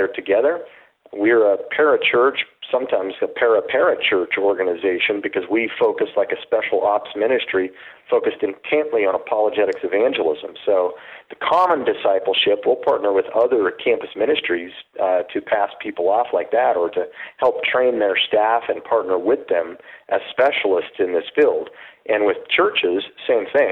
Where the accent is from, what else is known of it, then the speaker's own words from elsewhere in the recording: Utah, United States; I grew up in Utah as a seventh generation Mormon